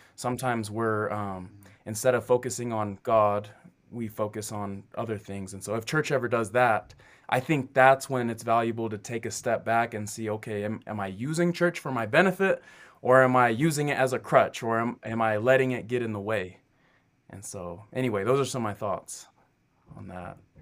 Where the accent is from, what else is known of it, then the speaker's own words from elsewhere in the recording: Kennewick, Washington, United States; moved away as an adult; also born or lived in Southern California / Rexburg, Idaho; I'm from Kennewick, Washington. That's where I grew up.